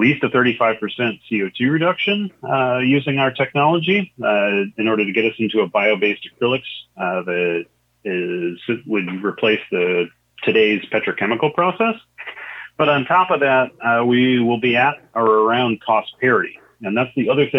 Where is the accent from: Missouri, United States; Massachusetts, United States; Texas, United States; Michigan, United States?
Michigan, United States; also born or lived in Champaign-Urbana, Illinois; I was born in Michigan, you know, relatively rural location, saw a number of different farms throughout the course of my life, even lived down in Champaign-Urbana for a while